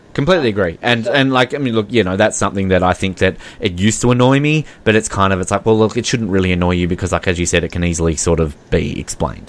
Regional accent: Australia; as an Australian

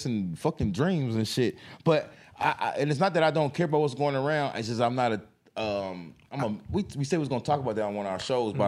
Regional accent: Fishers, Indiana, United States; also born or lived in Castleton; I mean, I grew up in fucking Castleton. I grew up in Castleton and Fishers.

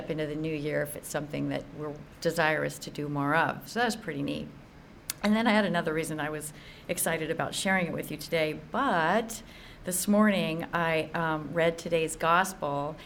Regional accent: Sacramento, California, United States; moved away as an adult; also born or lived in Orange County, California; now in North San Diego County, United States; I'm originally from Sacramento

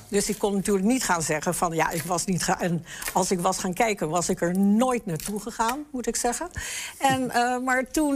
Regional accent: the West, Netherlands; moved away as an adult; also born or lived in Enschede; Ik kom uit het Westen

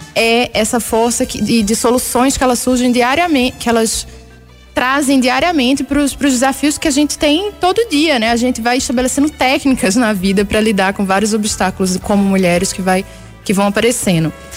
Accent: Recife, Pernambuco, Brazil; now in Belo Horizonte, Brazil; Eu sou de Recife, moro aqui em Belo Horizonte há muitos anos, mas sou de lá, então cresci ouvindo ciranda

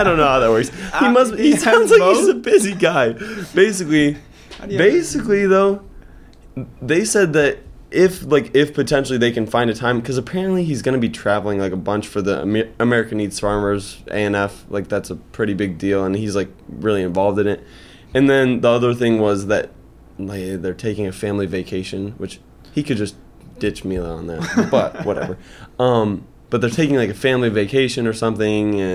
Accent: Iowa, United States; we're kids from Iowa

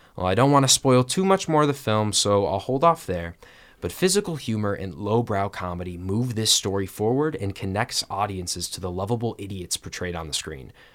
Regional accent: Kalamazoo, Michigan, United States; I am from Kalamazoo, Michigan

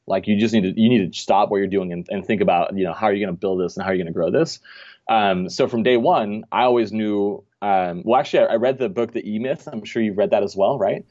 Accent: Denmark; moved away as an adult; now in Orange County, United States; So I'm actually originally from Denmark. I was born and raised there. Um, came over here when I was about twenty-one.

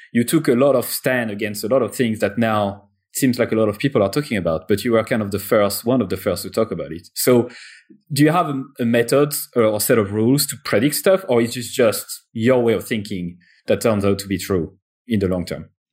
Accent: France; accent: French; English is a second language; I'm French, as you probably heard already from my accent

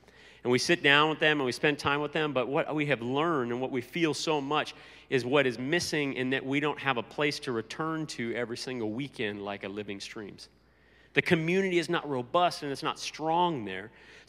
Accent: United States; moved away as an adult; now in Italy; being an American

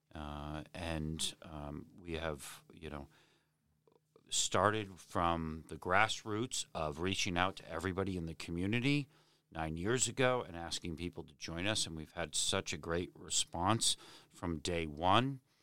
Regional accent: Hingham, Massachusetts, United States; also born or lived in Weymouth, Massachusetts / Braintree, Massachusetts; now in Abington, United States; I grew up in Hingham

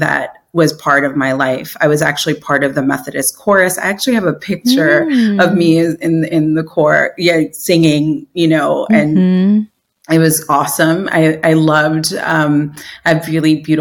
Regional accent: New York City, New York, United States; I grew up in New York City, was born in Queens, and, you know, an immigrant family.

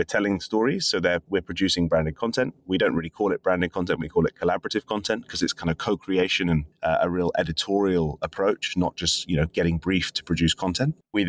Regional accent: London, United Kingdom; As a Londoner, was a kind of big moment in just 2 years.

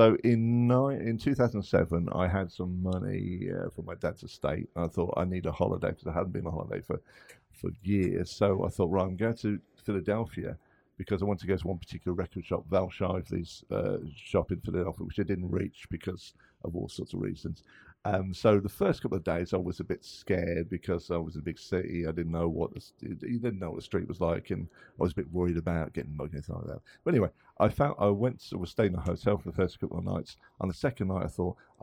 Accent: England, United Kingdom; I'm English, I'm from England.

